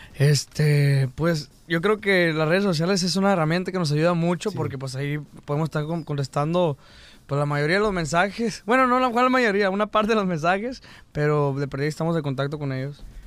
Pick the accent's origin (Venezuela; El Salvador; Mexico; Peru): Mexico; cuando estoy aquí en Estados Unidos siento que porto mi bandera de México